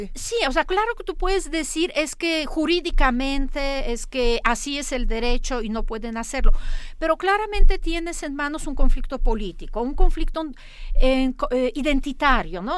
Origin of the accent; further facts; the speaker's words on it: Poland; moved away; yo soy polaca